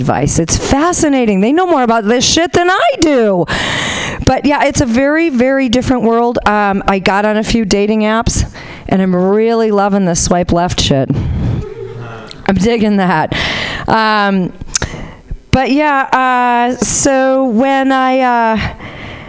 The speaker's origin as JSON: {"language": "English", "town": "Honolulu", "region": "Hawaii", "country": "United States", "moved": "as an adult", "lives_now": "Sacramento, United States", "said": "I'm originally from Honolulu"}